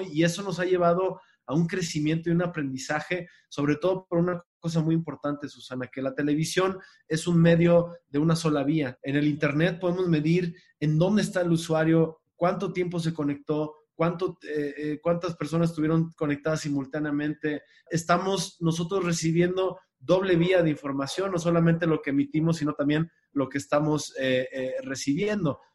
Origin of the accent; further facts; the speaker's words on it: Mexico; nos subestimamos como mexicanos